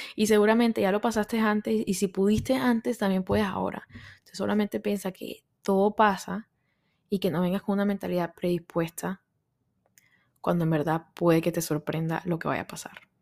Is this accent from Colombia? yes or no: yes; Colombia; moved away as an adult; now in New York, United States; soy colombiana, pero vivo en Nueva York hace como cinco años